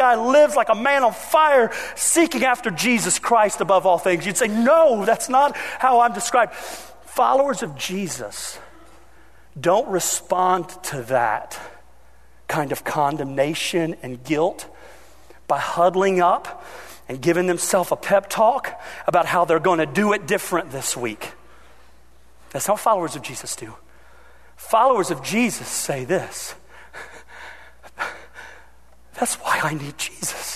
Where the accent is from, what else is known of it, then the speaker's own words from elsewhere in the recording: Ohio, United States; I grew up in Ohio.